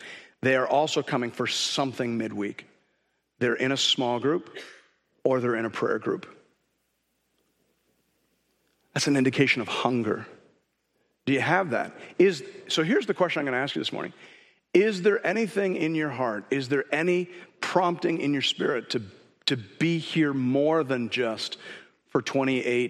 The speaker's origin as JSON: {"language": "English", "country": "Canada", "said": "as a Canadian"}